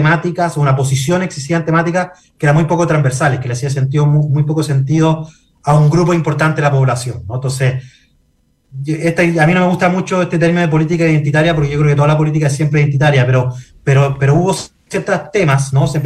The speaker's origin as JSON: {"language": "Spanish", "country": "Chile", "said": "el peor lugar para eh, eh, resolver nuestras diferencias identitarias como chilenos y chilenas."}